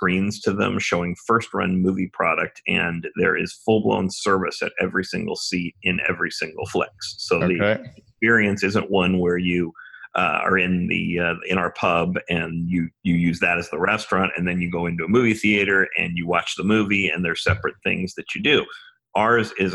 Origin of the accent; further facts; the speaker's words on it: Los Angeles, California, United States; moved away as an adult; also born or lived in Ithaca, New York; I grew up in Los Angeles. I was born and raised on the west side of Los Angeles